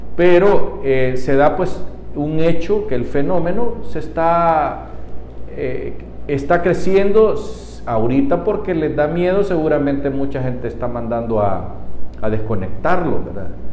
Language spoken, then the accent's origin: Spanish; Honduras